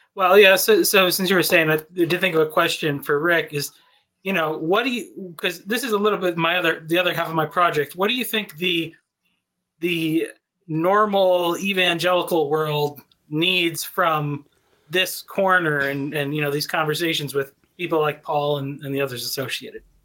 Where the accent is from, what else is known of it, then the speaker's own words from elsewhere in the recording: New England, United States; moved away as an adult; now in Texas, United States; I grew up in New England, but I've been in, I've been in Texas for five years now